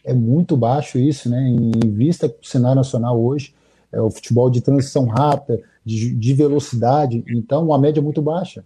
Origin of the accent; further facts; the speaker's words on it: Contagem, Minas Gerais, Brazil; also born or lived in Almenara, Minas Gerais; eu sou mineiro, sou de Almenara, nasci de Almenara, no Vale de Etionha, mas fui criado na capital, né? Fui criado em, na grande BH, em Contagem, região metropolitana